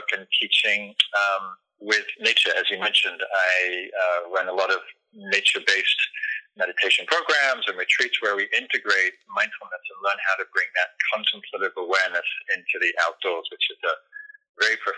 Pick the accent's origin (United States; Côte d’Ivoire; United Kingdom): United Kingdom; England; moved away; also born or lived in London; I was raised in England, and was in London at the time